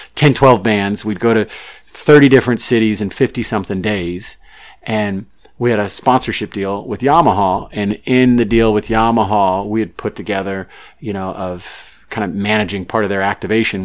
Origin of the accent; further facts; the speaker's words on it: Missouri, United States; moved away as an adult; also born or lived in Charleston, South Carolina; now in Southern California, United States; I grew up in Missouri. I was actually born in Charleston, South Carolina, and grew up in Missouri and moved to Southern California 19 years ago